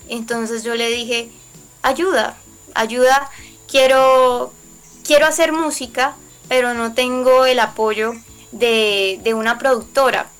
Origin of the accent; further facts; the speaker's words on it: Colombia; como colombiana